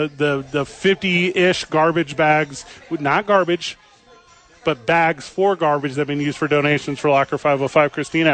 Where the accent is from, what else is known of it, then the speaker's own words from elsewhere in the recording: Midwest, United States; now in New Mexico, United States; Yeah, I'm from the Midwest